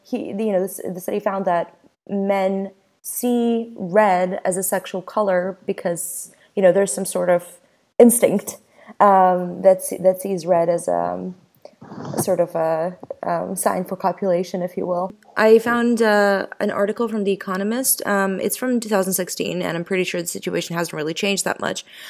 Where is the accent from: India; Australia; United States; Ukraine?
Ukraine; moved away; my experience growing up in Ukraine